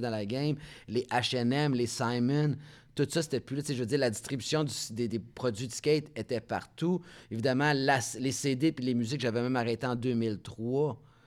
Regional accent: Montreal, Quebec, Canada; accent: petit accent français; also born or lived in Laval; je suis fier de Montréal, je suis fier d'être un Français canadien

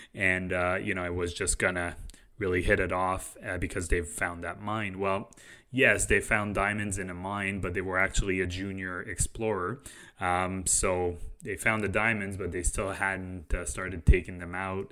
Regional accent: Canada; we're Canadian

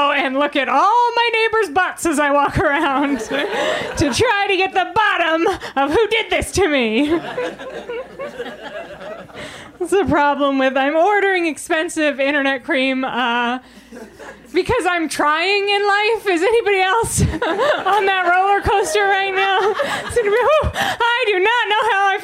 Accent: Biddeford, Maine, United States; I grew up in Maine, and Mainers aren't a very vain people.

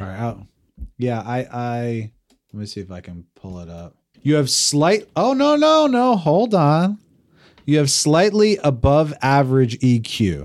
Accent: New Jersey, United States; I'm this guy from New Jersey.

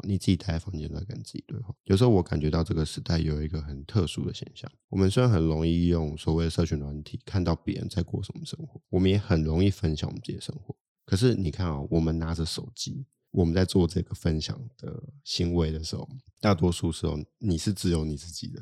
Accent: Taipei, Taiwan; also born or lived in Australia; 我台北人

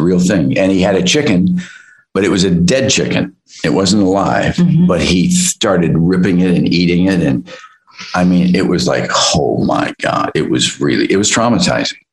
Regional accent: Midwest, United States; I come from the Midwest

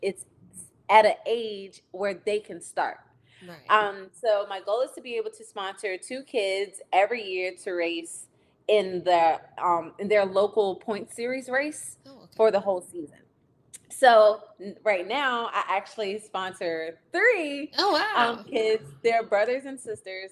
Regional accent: Virginia, United States

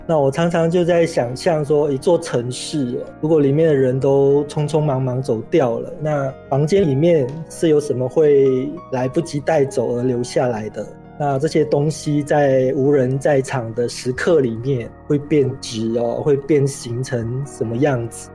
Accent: Malaysia; also born or lived in Taiwan; 我算是七零后或者台湾所谓的六年级的创作者。嗯。那我在马来西亚成长的年代

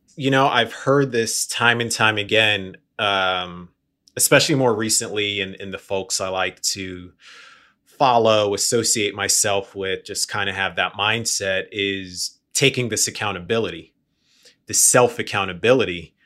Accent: New York, United States; moved away; I'm from New York originally. I grew up, we had bodegas on the corner

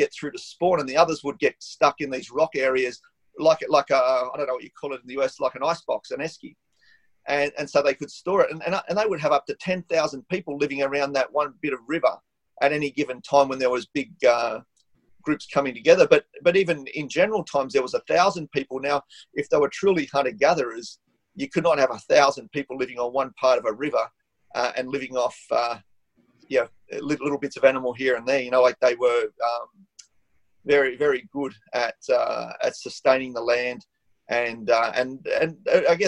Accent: Australia; I'm from the Gomeroi Nation or Kamilaroi Nation.

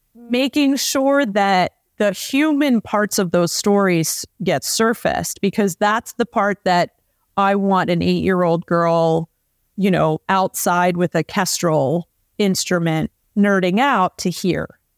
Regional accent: Southeast, United States; moved away; I grew up in the Southeast

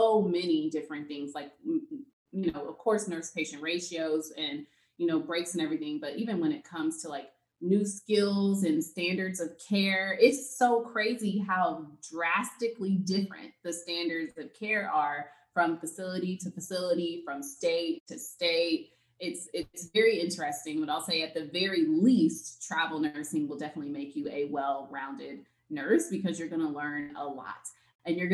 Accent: Texas, United States; I'm from Texas.

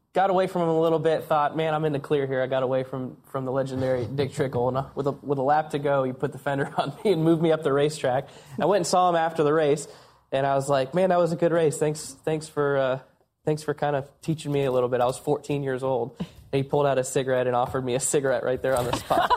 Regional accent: Iowa, United States; I'm a short track guy from the Midwest. I grew up in Iowa

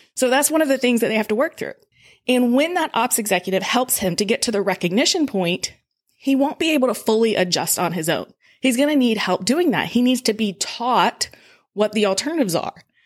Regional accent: Georgia, United States; moved away as an adult; also born or lived in Colorado; now in Evansville, United States; I grew up in Georgia, so I've lived it before, but I also left Georgia like seventeen years ago

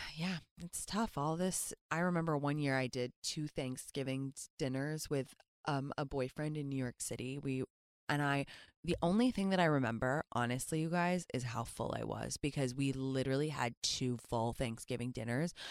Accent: England, United Kingdom; moved away; I'm from England

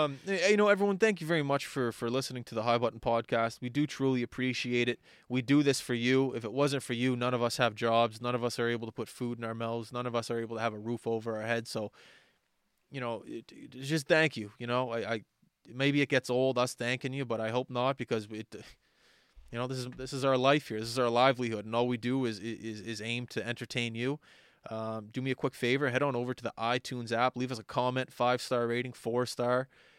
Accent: Halifax, Nova Scotia, Canada; Talk about like a dream as a kid growing up in Halifax.

